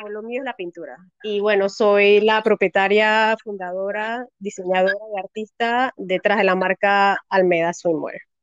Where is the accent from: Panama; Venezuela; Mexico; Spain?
Panama; also born or lived in Cambutal, Los Santos; soy panameña, eh, vivo en Cambutal desde hace muchos años, Cambutal en Los Santos